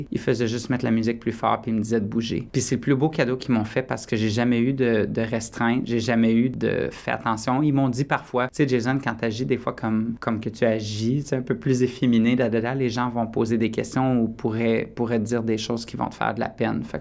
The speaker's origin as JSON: {"language": "French", "town": "Borden", "region": "Ontario", "country": "Canada", "tie": "born or raised there", "said": "Je me souviens à un moment donné quand j'étais jeune, l'école élémentaire à Borden, Académie Lapinède"}